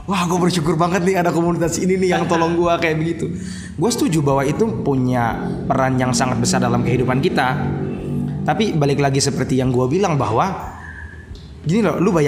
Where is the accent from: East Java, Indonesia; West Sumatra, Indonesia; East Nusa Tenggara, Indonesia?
East Nusa Tenggara, Indonesia; Kupang; Kayak contoh gue dari Kupang mau berangkat ke Jakarta.